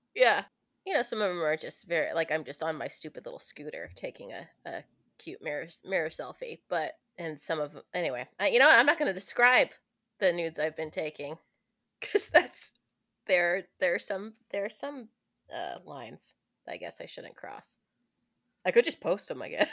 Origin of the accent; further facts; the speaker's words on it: the South, United States; I'm from the South, so like saying daddy isn't as weird as it is for the rest of the country